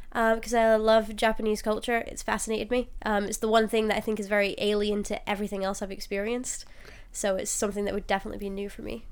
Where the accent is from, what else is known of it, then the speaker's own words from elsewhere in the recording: Glasgow, Scotland, United Kingdom; I'm from Glasgow in Scotland.